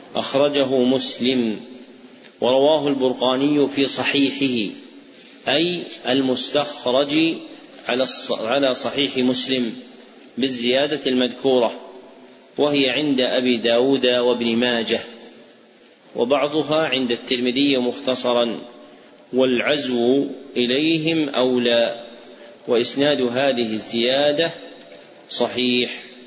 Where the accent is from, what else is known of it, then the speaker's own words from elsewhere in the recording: Saudi Arabia; عندنا في السعودية